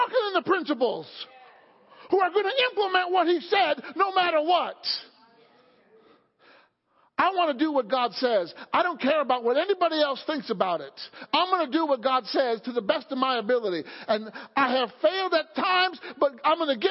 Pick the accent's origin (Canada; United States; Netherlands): United States; Illinois; now in Pennsylvania, United States; I grew up in Illinois in an older home